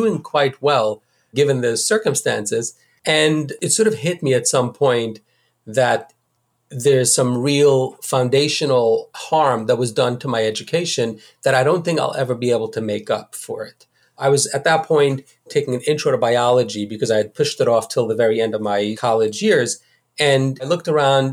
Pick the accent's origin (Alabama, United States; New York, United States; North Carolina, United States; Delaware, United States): New York, United States; New York City; I grew up in the Hasidic community of Borough Park